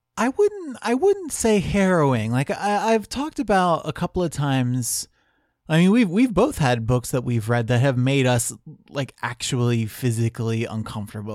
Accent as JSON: {"language": "English", "country": "United States", "said": "as an American"}